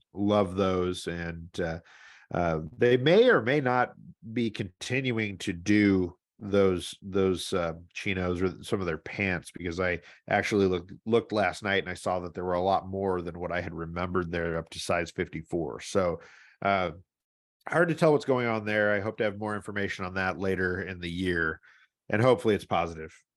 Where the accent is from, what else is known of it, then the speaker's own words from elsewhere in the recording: St. Louis, Missouri, United States; moved away; where I grew up in Saint Louis